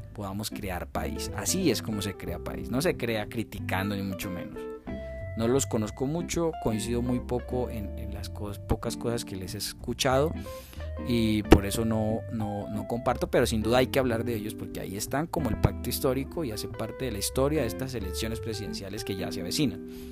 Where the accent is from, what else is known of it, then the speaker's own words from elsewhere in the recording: Colombia; como colombianos